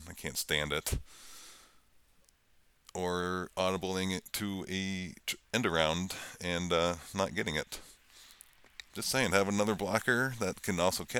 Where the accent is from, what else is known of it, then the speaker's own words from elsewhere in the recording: outside of Atlanta, Georgia, United States; I grew up mainly outside of Atlanta, so I saw almost every UGA game.